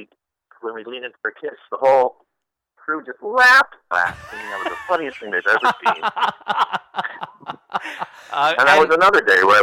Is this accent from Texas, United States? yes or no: no; Ohio, United States; also born or lived in Chicago; I grew up in the Midwest. I grew up in Ohio. I grew up in Chicago, so I definitely have kind of a Midwest politeness